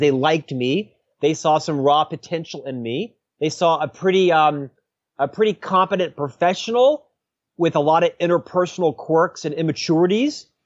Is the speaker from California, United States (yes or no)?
no; Central Florida, United States; moved away as an adult; also born or lived in Provo, Utah; now in Utah, United States; I was born and raised in Central Florida